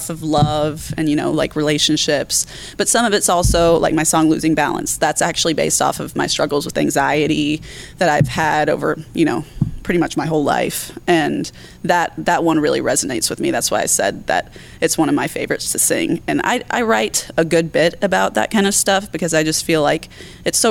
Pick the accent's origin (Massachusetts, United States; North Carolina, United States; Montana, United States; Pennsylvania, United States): North Carolina, United States; Pinehurst; moved away as an adult; now in Charlotte, United States; I moved to Pinehurst, North Carolina when I was about 4 years old